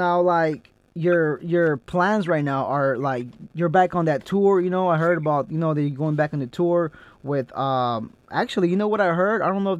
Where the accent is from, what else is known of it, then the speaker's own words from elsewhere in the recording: California, United States; I'm from Jalisco. Well, my family's from Jalisco. I grew up here in Cali, but La Sauceda, Jalisco, that's where my family's from.